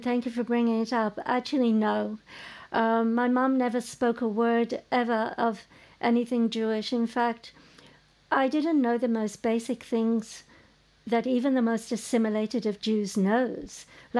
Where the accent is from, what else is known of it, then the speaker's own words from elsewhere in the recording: England, United Kingdom; growing up in England